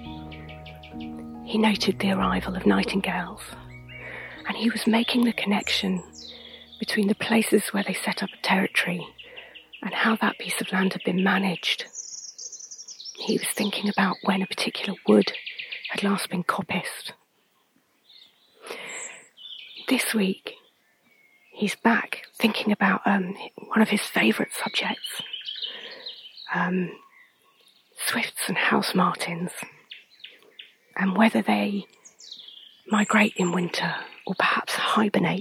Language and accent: English; Surrey, South East England, United Kingdom; moved away as an adult; also born or lived in London; now in Suffolk, United Kingdom; I grew up in Surrey.